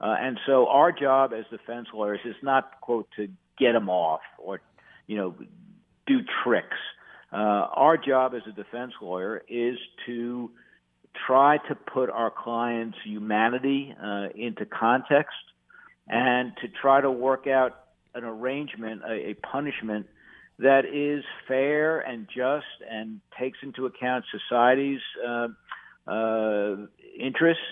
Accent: New York, United States; moved away as an adult; now in North Carolina, United States; I wasn't born here in North Carolina. I was born in New York, but, mm-hmm. you know, I've been down here since 1978

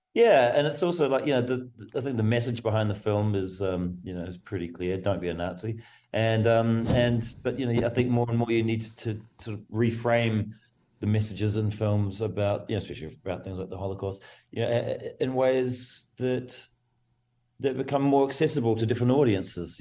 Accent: New Zealand; I come from New Zealand, as very it's a rugby mad nation

